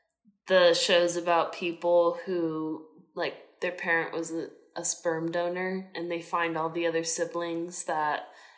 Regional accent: United States; also born or lived in England; I'm from America. Like, you hear my voice. You've heard my voice this whole time.

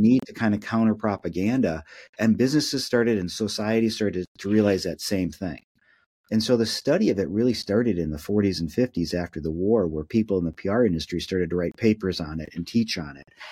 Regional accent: Minneapolis, Minnesota, United States; I'm born and raised in Minneapolis

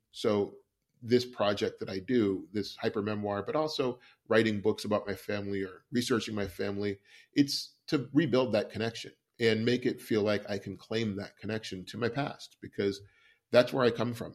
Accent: West Coast, United States; I grew up on the West Coast

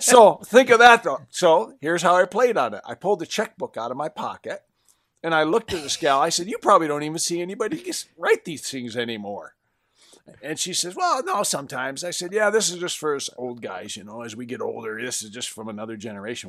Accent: Western Michigan, United States; I'm from Western Michigan, where I had friends that had these huge orchards

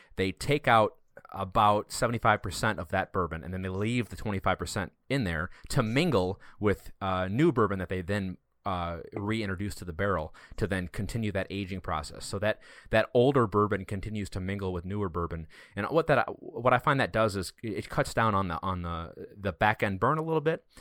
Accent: Wisconsin, United States; we're all from Wisconsin.

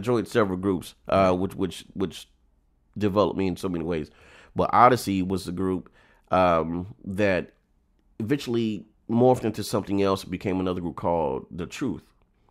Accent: Tallahassee, Florida, United States; Well, because … and I'm from Tallahassee.

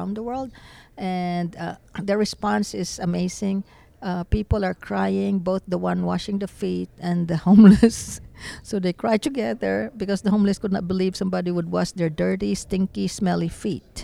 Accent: Philippines; now in Dallas, United States; I'm not even American, I'm Filipino

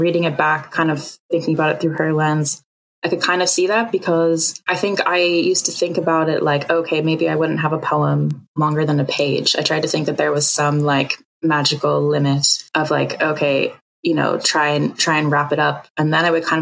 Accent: United States; I'm American. So being from America

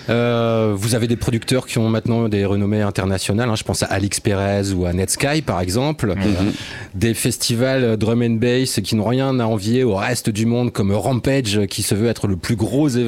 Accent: Mons, Wallonia, Belgium; Je viens du Borinage. Euh, Mons. Région de Mons, exactement.

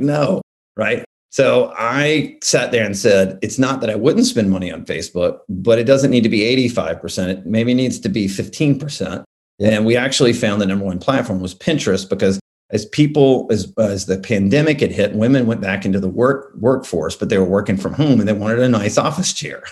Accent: Alabama, United States; I grew up in Alabama

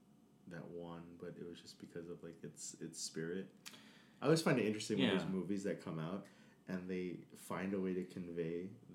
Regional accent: New York, United States; I am born and bred in New York. I'm from the Heights, Washington Heights specifically.

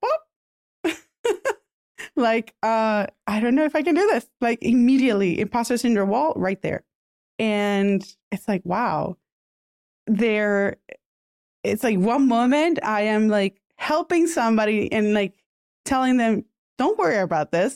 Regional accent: Puerto Rico; first language Spanish; English is a second language; I was born and raised in Puerto Rico, my first language is Spanish.

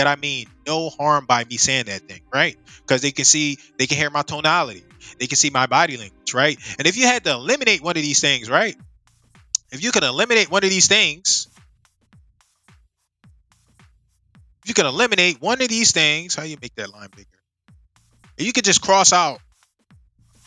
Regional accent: United States; I'm Black American, or I'm from America

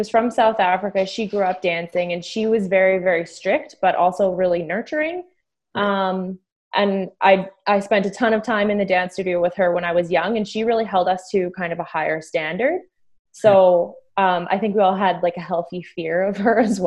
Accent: Calgary, Alberta, Canada; moved away as an adult; now in Ontario, Canada; I grew up in Calgary, Alberta.

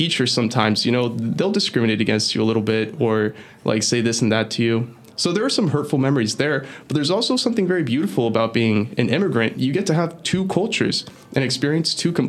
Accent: Florida, United States; English is a second language; also born or lived in Venezuela; I was born in Venezuela, and then when I was 6 years old, I moved to Florida with my family

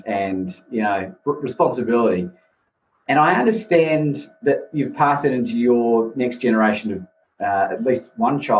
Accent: New Zealand; moved away as an adult; now in Melbourne, Australia; I'm not from here originally. I'm from New Zealand, but I've been here for 19 years in December.

